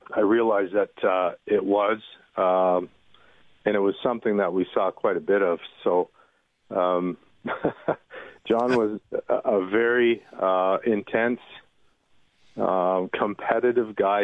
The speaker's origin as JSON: {"language": "English", "town": "Toronto", "region": "Ontario", "country": "Canada", "tie": "born or raised there", "said": "born and raised in Toronto"}